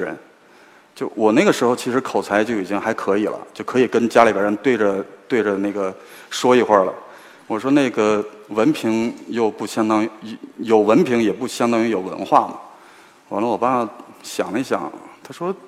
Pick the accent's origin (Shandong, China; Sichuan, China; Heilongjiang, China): Heilongjiang, China; Hegang; moved away as an adult; also born or lived in Beijing; 我的家乡黑龙江鹤岗，它那个 紧挨着俄罗斯